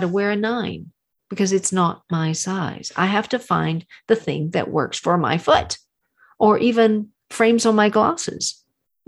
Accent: Texas, United States; I'm from Texas. My grandparents had a ranch

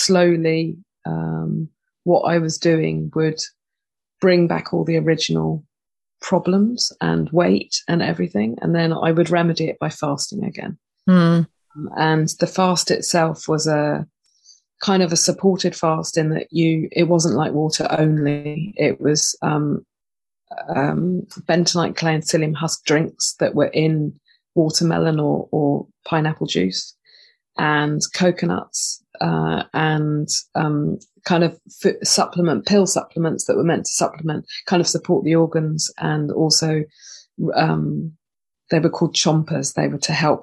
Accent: Totnes, South West England, United Kingdom; I was born and bred in Totnes, which is a little hippie town

